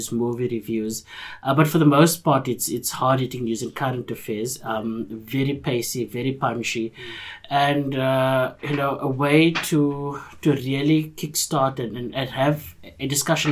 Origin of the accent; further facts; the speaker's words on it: Cape Town, Western Cape, South Africa; I grew up in Bourne-Tiville, on the Cape Flats